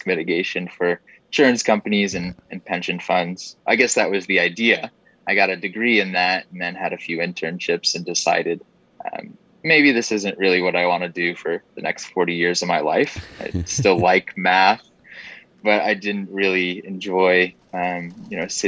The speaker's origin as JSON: {"language": "English", "town": "Corning", "region": "New York", "country": "United States", "tie": "born or raised there", "moved": "as an adult", "lives_now": "Atlanta, United States", "said": "I grew up in upstate New York in the Finger Lakes. So small town. And it's called Corning, New York."}